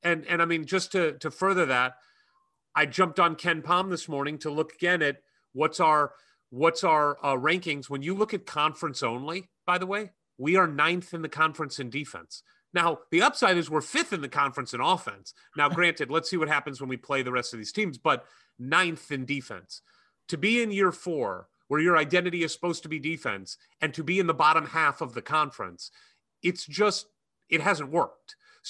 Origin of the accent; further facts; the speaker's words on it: Florida, United States; I'm from Florida. I didn't know anything about the Indiana tradition and the what it meant to be a Hoosier.